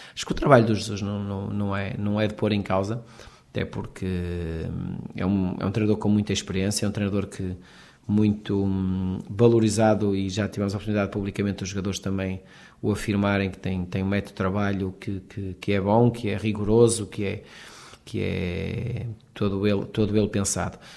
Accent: Portugal

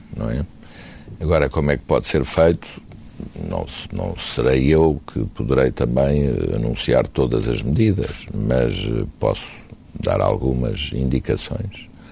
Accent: Portugal; como portugueses nós temos a obrigação de fazer tudo para ajudar o nosso país

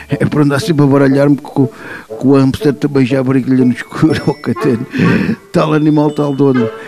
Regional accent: Moscavide, Lisbon, Portugal; sou de Moscavide. Uh, tenho pena que peleiam, peleiam, polulam, poluam o Tejo que me viu nascer e crescer.

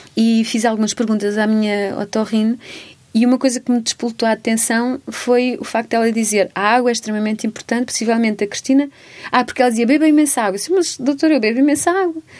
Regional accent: Almeirim, Santarém District, Portugal; also born or lived in Amsterdam; now in Lisbon, Portugal; os meus pais estão lá e tenho uma casa lá e pronto, é óbvio que que há uma raiz forte ali e vou muitas vezes lá, portanto continua a ser a minha terra

